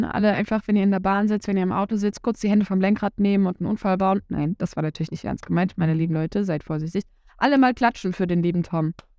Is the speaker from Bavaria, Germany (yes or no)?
no; Saxony-Anhalt, Germany; Bei uns in Sachsen-Anhalt